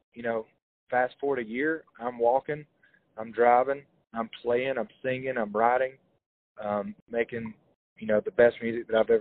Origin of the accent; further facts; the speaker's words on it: Hokes Bluff, Alabama, United States; I'm from Hoke's Bluff. It's a small town a little south of there.